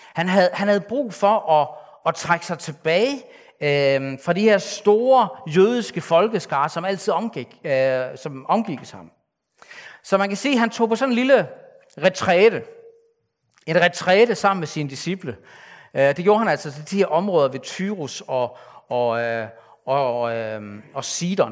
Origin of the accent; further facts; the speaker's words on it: Denmark; mig, der er født som, som ikke-jøde, som, som en dansker